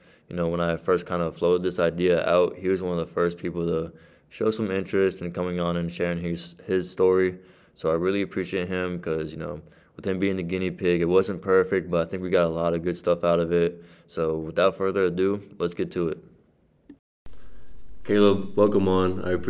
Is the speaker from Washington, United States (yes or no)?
no; Texas, United States; moved away as an adult; now in Massachusetts, United States; I'm from Texas, so that transition going from Texas coming to Massachusetts was kind of a little bit of a culture shock for me.